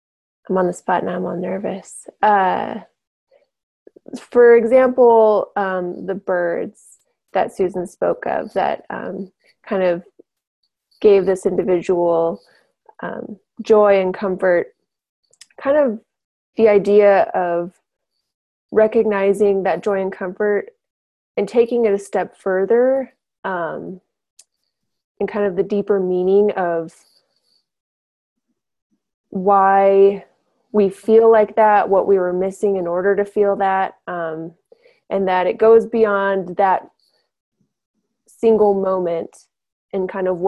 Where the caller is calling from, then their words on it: Helena, Montana, United States; I'm with Earthfire. I'm tuning in from Helena, Montana tonight.